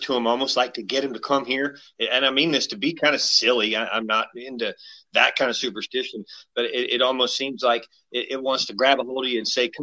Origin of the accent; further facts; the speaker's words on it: West Coast, United States; now in Texas, United States; I grew up on the West Coast